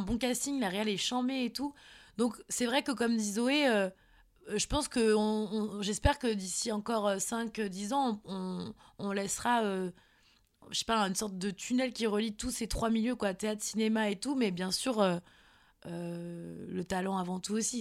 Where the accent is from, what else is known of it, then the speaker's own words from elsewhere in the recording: Nantes, Pays de la Loire, France; je suis de Nantes.